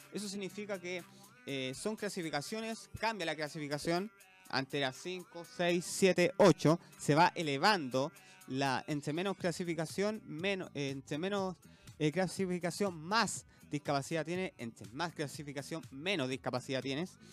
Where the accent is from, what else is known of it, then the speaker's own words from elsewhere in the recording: Chile; somos chilenos